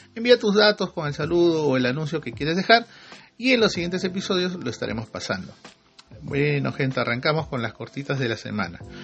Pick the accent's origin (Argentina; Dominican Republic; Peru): Peru; ahí todos somos peruanos